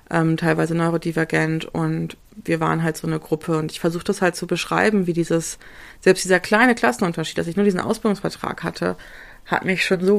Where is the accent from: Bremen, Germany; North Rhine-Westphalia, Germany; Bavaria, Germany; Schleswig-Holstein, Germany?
Bremen, Germany; ich bin halt in Bremen zur Schule gegangen, als der PISA-Test war auf die Kornstraße.